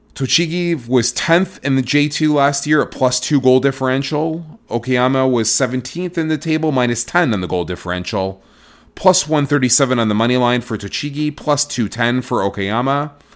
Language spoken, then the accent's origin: English; Toronto, Ontario, Canada; now in Vancouver, Canada; I'm born and raised in Toronto, Ontario, Canada